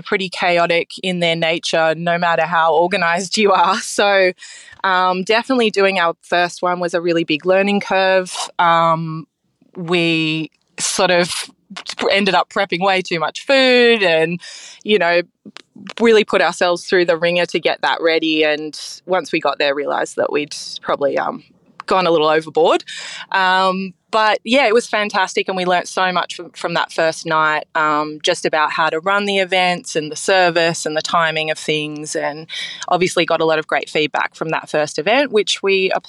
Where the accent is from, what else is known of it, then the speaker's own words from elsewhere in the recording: Sydney, New South Wales, Australia; also born or lived in Chippendale; I am a Sydney girl through and through. I grew up in Chippendale. My parents are still there in the house I grew up in.